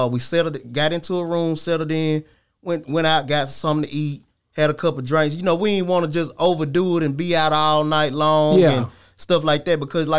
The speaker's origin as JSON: {"language": "English", "town": "Laurel", "region": "Mississippi", "country": "United States", "said": "I'm from Laurel, Mississippi."}